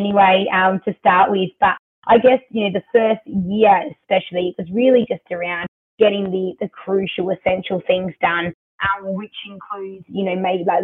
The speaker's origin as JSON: {"language": "English", "town": "Adelaide", "region": "South Australia", "country": "Australia", "tie": "born or raised there", "moved": "as an adult", "lives_now": "Melbourne, Australia", "said": "born and bred in Adelaide"}